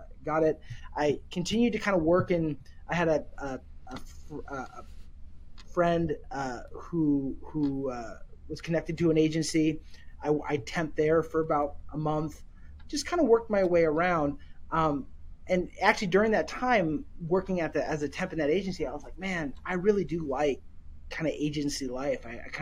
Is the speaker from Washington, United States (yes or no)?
yes; Seattle, Washington, United States; I'm born and raised in Seattle